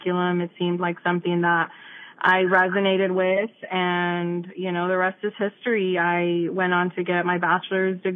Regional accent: Immokalee, Florida, United States; I grew up in Immokalee

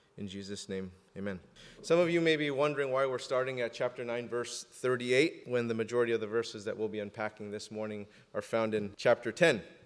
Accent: Southern California, United States; I'm from Southern California, and I put the before the number

